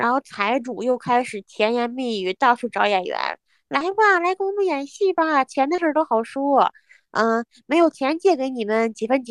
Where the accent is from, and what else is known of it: Hebei, China